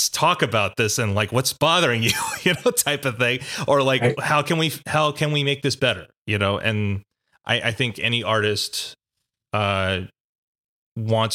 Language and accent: English; Philadelphia, Pennsylvania, United States; growing up in Philadelphia